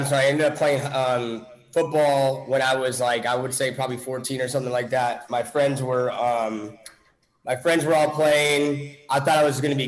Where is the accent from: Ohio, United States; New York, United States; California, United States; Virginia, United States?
California, United States; moved away as an adult; also born or lived in Grand Forks, North Dakota / Minnesota / Dallas, Texas; I moved to California, I'd say when I was 6 or 7 years old. My mom ended up marrying somebody that was in the military. And then I ended up going to from elementary school all the way to high school out there in California.